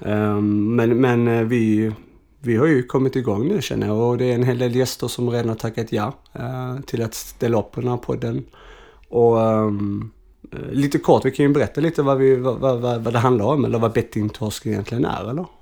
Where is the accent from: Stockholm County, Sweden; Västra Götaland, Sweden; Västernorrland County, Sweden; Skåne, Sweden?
Skåne, Sweden; Arlöv; also born or lived in Malmö; jag kommer egentligen från Arlöv